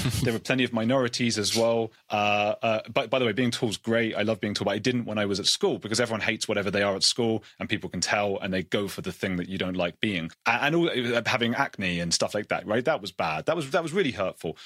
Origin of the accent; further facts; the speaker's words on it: United Kingdom; being British